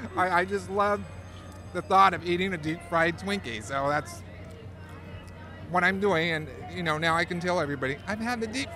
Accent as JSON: {"language": "English", "town": "Sacramento", "region": "California", "country": "United States", "said": "I'm from Sacramento."}